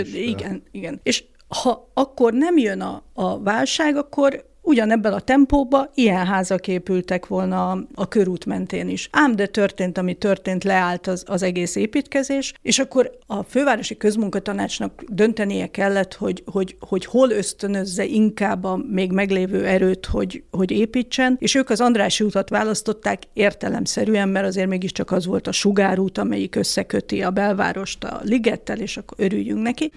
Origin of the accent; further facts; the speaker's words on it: Budapest, Hungary; ebbe a saroklakásba születtem aztán én is, és aztán egy ilyen házon belüli család, vagy lakáscserével sikerült följutnunk a harmadik emeletre, és hát a szüleim halálukig ott laktak, és, és az én egész eddigi életem praktikusan ott telt